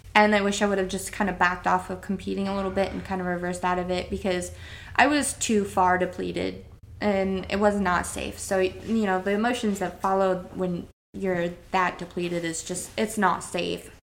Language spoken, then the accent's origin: English; Priest River, Idaho, United States; moved away as an adult; now in Alaska, United States; Northern Idaho. I grew up in Priest River, um, so Coeur d'Alene, Coeur d'Alene area.